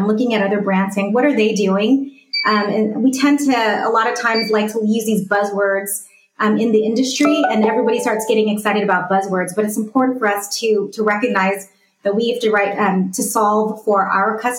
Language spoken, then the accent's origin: English; California, United States; I'm from California